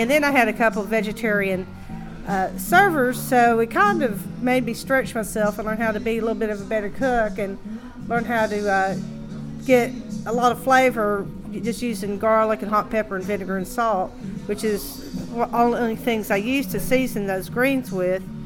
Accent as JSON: {"language": "English", "region": "East Tennessee", "country": "United States", "tie": "born or raised there", "said": "I grew up in East Tennessee"}